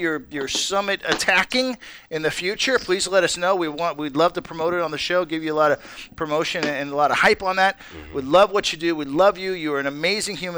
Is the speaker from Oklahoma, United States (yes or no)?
no; Southern California, United States; now in Reno, United States; I grew up in Southern California